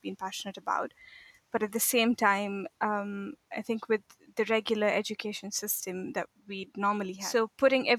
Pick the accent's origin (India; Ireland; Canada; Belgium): India; moved away as an adult; also born or lived in Egypt / Saudi Arabia / Mauritania / Morocco; now in Auckland, New Zealand; So I'm from India. So I'm basically, I was born there. I did my schooling there.